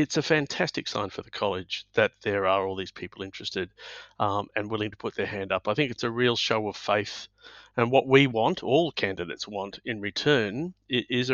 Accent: Brisbane, Queensland, Australia; I grew up in Brisbane, did my medical training in Brisbane

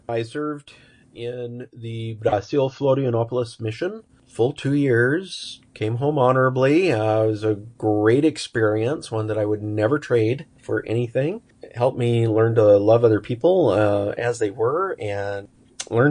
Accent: Ontario, Oregon, United States; I grew up in Ontario, Oregon, which is just on the border of Oregon and Idaho

